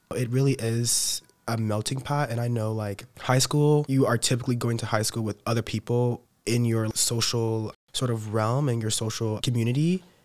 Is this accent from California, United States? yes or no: no; Kansas City, Missouri, United States; moved away as an adult; I'm from Missouri, Kansas City, Missouri, like that area